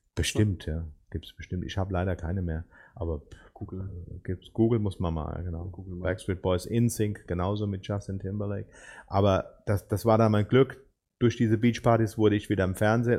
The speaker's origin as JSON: {"language": "German", "town": "Ober-Ramstadt", "region": "Hesse", "country": "Germany", "moved": "yes", "said": "bin hier in der Region nicht groß geworden. Ich komme eigentlich aus dem Odenwald, aus, dem, aus Oberramstadt"}